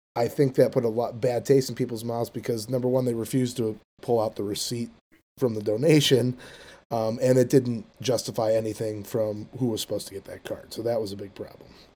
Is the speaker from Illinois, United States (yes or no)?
yes; Chicago, Illinois, United States; I'm from Chicago, Illinois